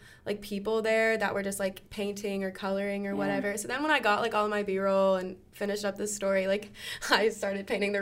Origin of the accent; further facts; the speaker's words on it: Pensacola, Florida, United States; moved away; something that we do in my hometown